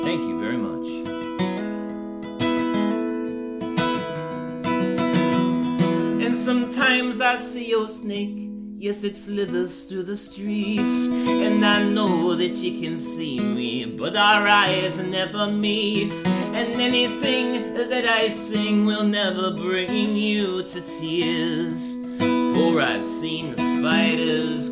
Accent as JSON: {"language": "English", "town": "Seattle", "region": "Washington", "country": "United States", "said": "I'm from Seattle. I live in Seattle, Washington, United States"}